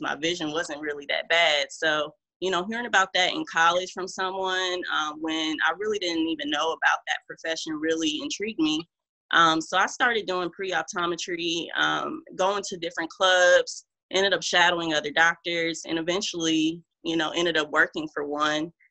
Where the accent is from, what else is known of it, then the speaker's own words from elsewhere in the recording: Omaha, Nebraska, United States; moved away as an adult; also born or lived in Houston, Texas; now in Charlotte, United States; originally, I am from Omaha, Nebraska.